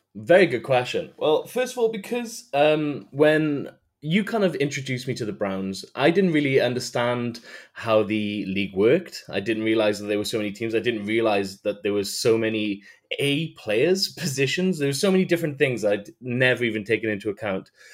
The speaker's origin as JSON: {"language": "English", "region": "Wales", "country": "United Kingdom", "said": "I am from Wales."}